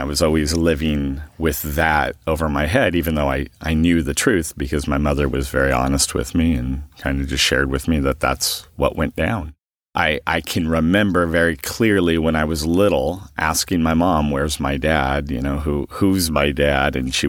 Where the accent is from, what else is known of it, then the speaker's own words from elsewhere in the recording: Huntington Beach, California, United States; I am originally from Huntington Beach, California. I grew up as an only child with pretty much a single mom.